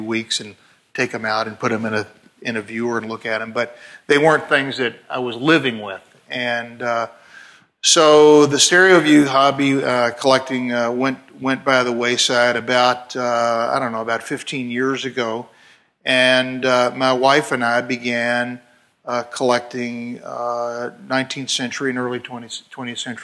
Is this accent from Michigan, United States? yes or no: no; Louisville, Kentucky, United States; growing up in Louisville, Kentucky